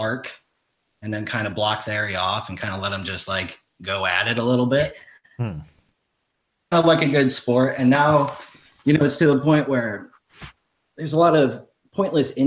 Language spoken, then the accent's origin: English; Midwest, United States; moved away; I grew up in the Midwest and I was a contrarian there